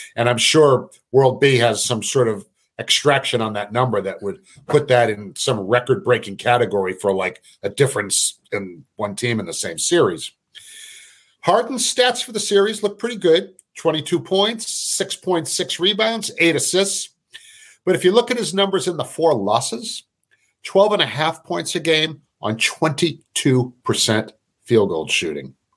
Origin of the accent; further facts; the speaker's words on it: Brockton, Massachusetts, United States; my hometown of Brockton, Massachusetts